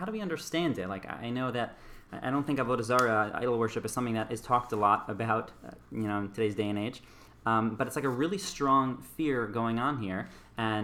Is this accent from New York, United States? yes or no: yes; New York City, New York, United States; moved away as an adult; now in Herzliya, Israel; I grew up in Riverdale, New York. I now live in Israel in Herzliya.